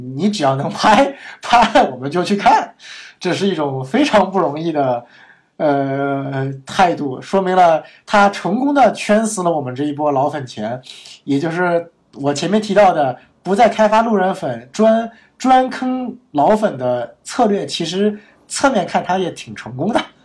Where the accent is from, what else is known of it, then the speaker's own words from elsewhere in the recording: Northeast China, China; 你请我吃一顿我家乡的东北菜